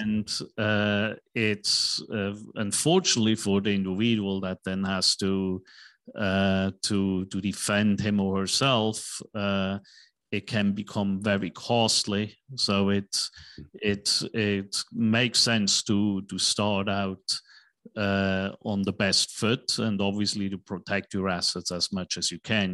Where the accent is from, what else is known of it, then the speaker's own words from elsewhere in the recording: Switzerland; now in United States; I'm from Uh, Switzerland, right, in Europe